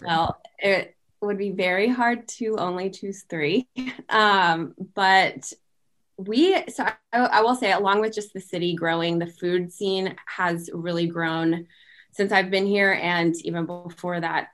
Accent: Waco, Texas, United States; moved away as an adult; also born or lived in Charlotte, North Carolina; now in Columbia, United States; I am actually from Texas and then moved to the Carolinas about four years ago

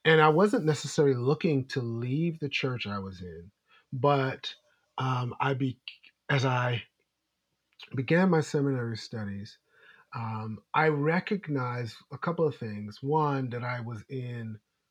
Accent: New York City, New York, United States; moved away as an adult; also born or lived in Maryland; now in Washington, D.C., United States; I grew up in United Methodist Church in Brooklyn, New York

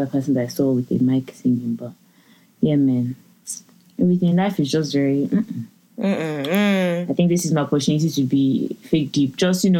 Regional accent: Lagos, Nigeria; now in London, United Kingdom; I'm from Lagos

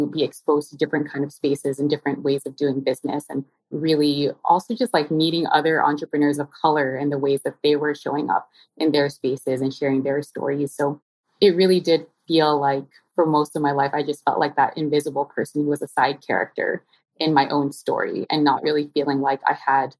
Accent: Philippines; now in Toronto, Canada; I'm Filipina, of course, and very proud. And I am tuning in today from the indigenous territory of Tikaronto, which is colonially known as Toronto.

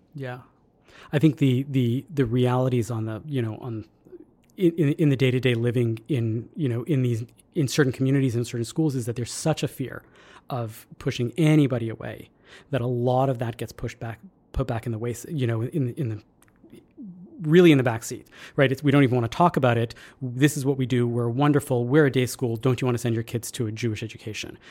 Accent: Canada; being Canadian

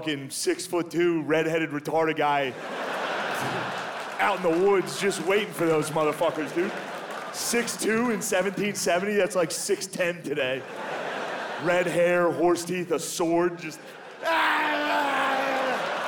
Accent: United States; I'm American

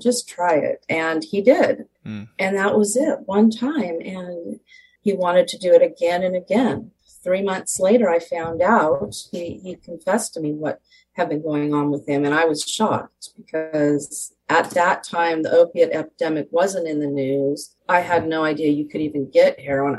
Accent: Southern California, United States; I was born and raised in Southern California.

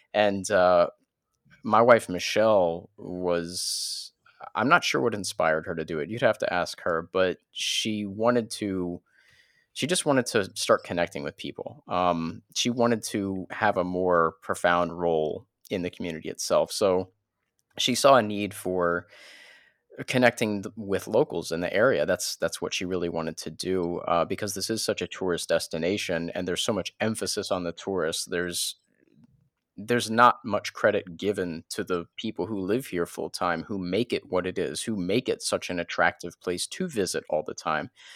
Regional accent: New Orleans, Louisiana, United States; moved away as an adult; now in Florida panhandle, United States; we were teenagers in New Orleans

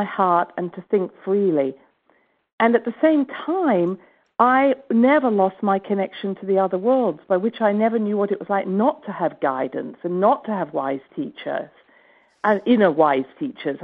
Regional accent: England, United Kingdom; I come from England, and I was brought up actually not with a medical family, but with a spiritual family.

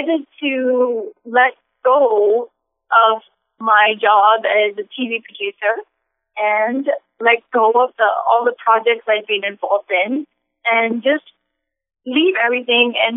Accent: Singapore; moved away; also born or lived in Los Angeles; I'm originally from Singapore

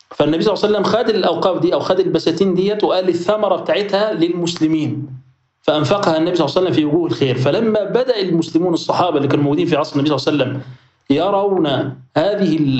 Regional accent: Egypt; احنا عندنا في مصر

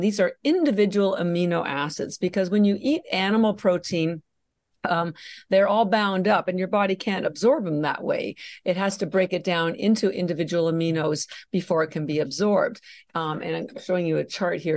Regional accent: Canada; moved away as an adult; now in Boston, United States; I'm actually Canadian, and I mention that because my, um, my family's all still in Canada. I did all my education in Canada

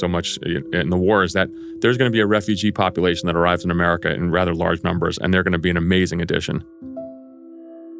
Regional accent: Greece; now in United States; I was born in Greece

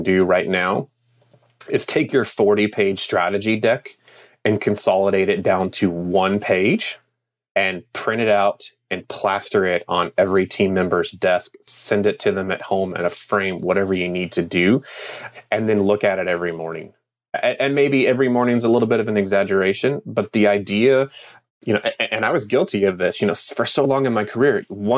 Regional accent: United States; in my home state

